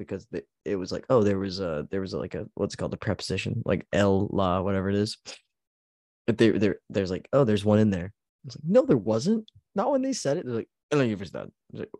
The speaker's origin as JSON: {"language": "English", "region": "Texas", "country": "United States", "also_born_or_lived": "Abilene, Texas", "accent": "Texan", "first_language": "English", "said": "I can only speak I speak American and English. I guess Texan's a third language."}